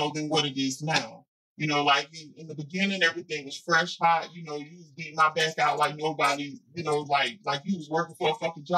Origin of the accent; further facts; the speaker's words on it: New Jersey, United States; I'm from Jersey